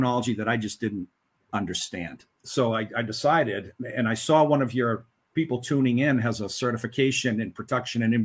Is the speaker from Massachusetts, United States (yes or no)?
yes; Lynn, Massachusetts, United States; moved away as an adult; now in Los Angeles, United States; I'm from Lynn, Massachusetts, started in my career in freight forwarding and customs brokerage at my home port of Boston.